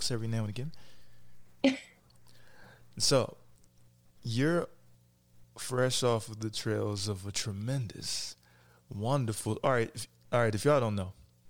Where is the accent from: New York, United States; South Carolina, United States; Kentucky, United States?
Kentucky, United States; moved away; also born or lived in Cincinnati, Ohio; I'm from Cincinnati. You know, so most of the family is. We were both in Kentucky. I grew up in Kentucky.